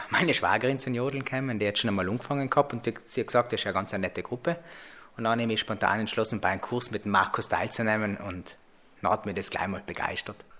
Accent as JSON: {"language": "German", "town": "Merano", "region": "Trentino-Alto Adige", "country": "Italy", "said": "ich komme aus Meran"}